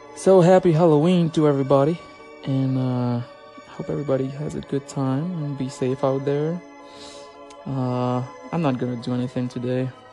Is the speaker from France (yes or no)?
yes; Dijon, Bourgogne-Franche-Comté, France; moved away as an adult; now in Oklahoma, United States; I am originally from France, from the region of Burgundy, from Dijon, precisely